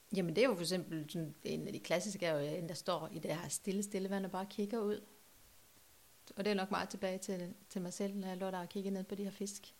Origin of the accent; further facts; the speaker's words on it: Norway; now in Trelde Næs, Denmark; Norge, der hvor jeg kommer fra